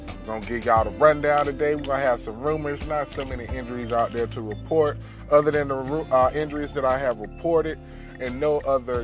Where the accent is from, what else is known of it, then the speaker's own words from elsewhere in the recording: North Carolina, United States; I'm born and raised in North Carolina